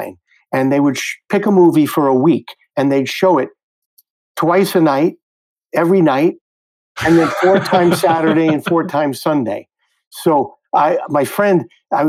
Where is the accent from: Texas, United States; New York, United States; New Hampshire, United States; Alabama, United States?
New York, United States; New York City; I grew up in the Flatbush section of Brooklyn, Ocean Avenue near Church Avenue